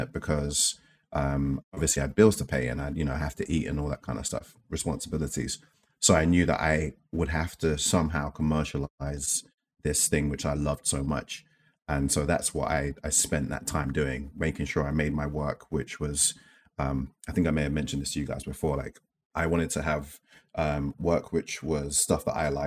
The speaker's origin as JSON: {"language": "English", "region": "London", "country": "United Kingdom", "tie": "born or raised there", "said": "I guess growing up in East London"}